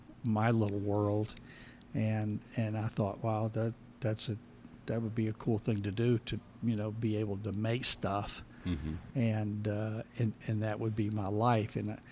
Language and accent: English; St. Augustine, Florida, United States; I grew up in St. Augustine, Florida.